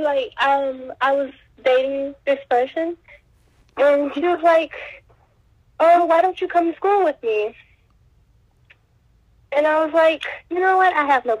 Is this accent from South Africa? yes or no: no; Louisiana, United States; moved away; growing up in Louisiana, I grew up in, like, a more country part of Louisiana.